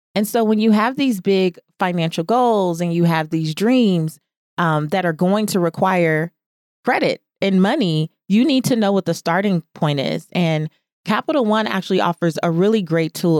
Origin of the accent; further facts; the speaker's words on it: Los Angeles, California, United States; a kid growing up in South Central Los Angeles